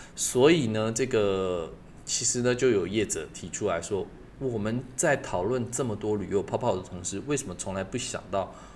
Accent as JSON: {"language": "Chinese", "country": "Taiwan", "said": "我们台湾人的应景精神"}